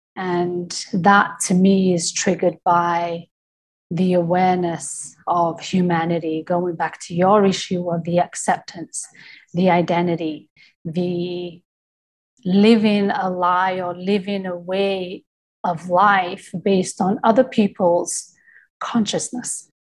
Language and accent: English; United Kingdom; I'm from Britain